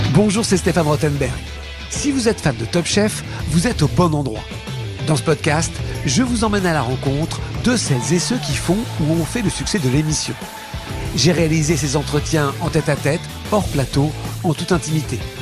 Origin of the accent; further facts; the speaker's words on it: Belgium; je suis belge et je le resterai